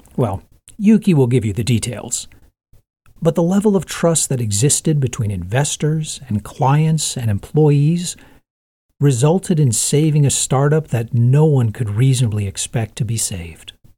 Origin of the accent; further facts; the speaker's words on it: United States; as an American founder